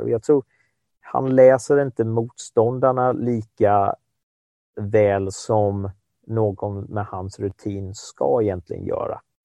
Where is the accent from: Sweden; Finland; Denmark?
Sweden; som svensk